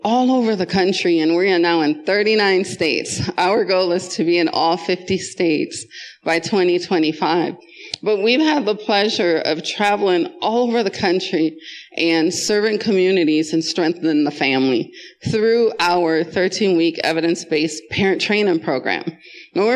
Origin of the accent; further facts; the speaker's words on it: Jamaica; also born or lived in Wisconsin, United States; now in Colorado, United States; I went from Jamaica to Wisconsin and lived there half of my life